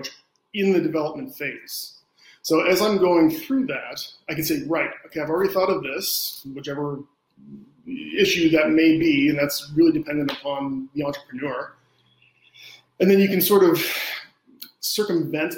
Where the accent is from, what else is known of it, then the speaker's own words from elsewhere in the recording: Canada; I'm Canadian